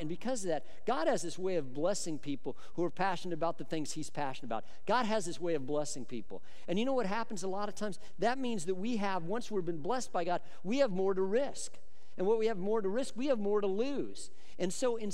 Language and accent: English; Boulder, Colorado, United States; I grew up in Colorado